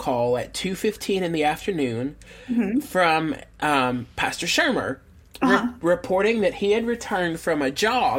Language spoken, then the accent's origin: English; the Bible Belt, United States; we grew up in the Bible Belt.